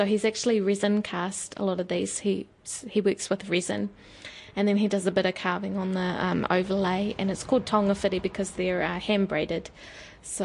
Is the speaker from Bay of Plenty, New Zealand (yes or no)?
yes; Rotorua, Bay of Plenty, New Zealand; also born or lived in Manutuke, Gisborne, New Zealand; I've lived here in Rotorua all my life